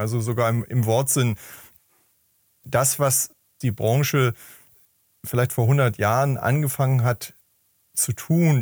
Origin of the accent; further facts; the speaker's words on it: Hamburg, Germany; ich komme aus Hamburg